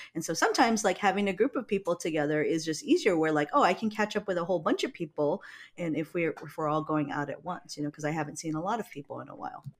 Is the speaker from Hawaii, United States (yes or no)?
yes; Hawaii, United States; moved away; I come from Hawaii